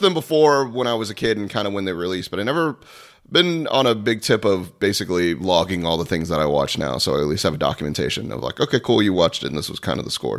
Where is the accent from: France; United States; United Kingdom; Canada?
United States; Florida; I was born and raised in Florida